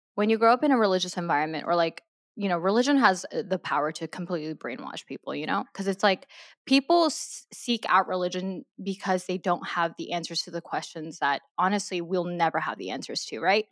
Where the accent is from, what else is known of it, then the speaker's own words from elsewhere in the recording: Maryland, United States; also born or lived in South Korea; I was born in Korea, my family, uh, my mom, dad, and my older sister, we immigrated to Maryland, um, when I was six, seven years old